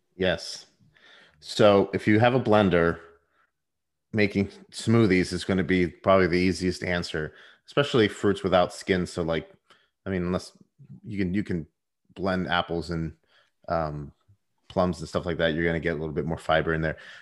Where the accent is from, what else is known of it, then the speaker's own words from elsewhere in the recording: Puerto Rico; I was born in Puerto Rico. I was raised in the Puerto Rican culture to an extent.